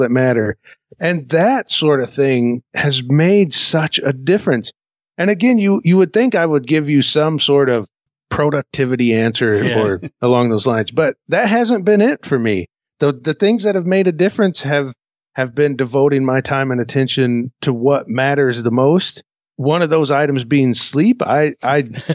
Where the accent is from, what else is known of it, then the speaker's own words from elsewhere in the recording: Peoria, Illinois, United States; moved away; my hometown of Peoria, Illinois